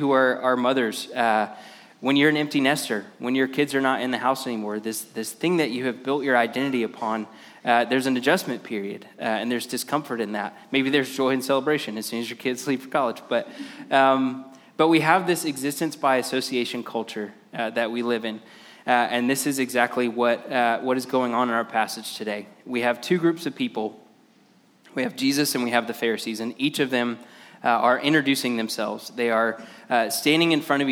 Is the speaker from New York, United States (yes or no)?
no; Lakeland, Florida, United States; now in Ocala, United States; I'm from Ocala, but I grew up in Lakeland